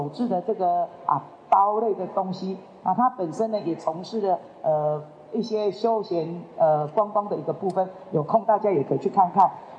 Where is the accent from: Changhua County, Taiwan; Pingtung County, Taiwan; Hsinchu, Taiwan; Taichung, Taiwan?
Changhua County, Taiwan; 这个都是我们彰化人的骄傲。我们希望把我们的骄傲能够分享给更多人，那让借由这样的一个平台，给我们彰化的产业能够继续的发光发亮。